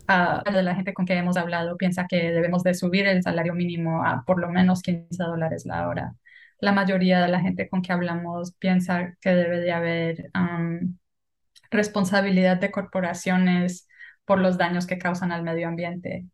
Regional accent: Paterson, New Jersey, United States; Nací en Patterson, New Jersey, pero mis papás son de ah, Bello, Antioquia, en Colombia

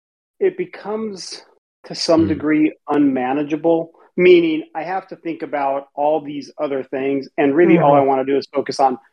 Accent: United States; I'm American

